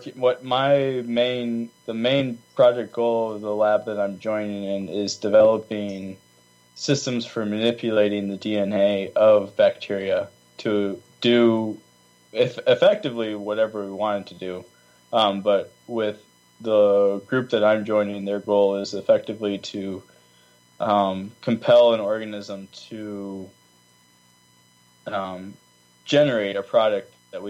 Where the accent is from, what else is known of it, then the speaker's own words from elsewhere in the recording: Virginia, United States; moved away as an adult; also born or lived in California; now in Nebraska, United States; I was raised in Virginia where our water was 3 feet underground